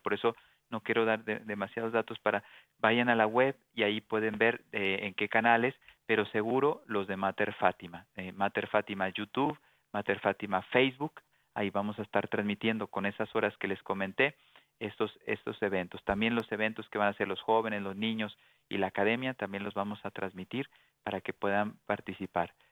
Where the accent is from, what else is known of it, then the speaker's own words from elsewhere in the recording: Durango, Mexico; en Durango, México, en la ciudad donde yo nací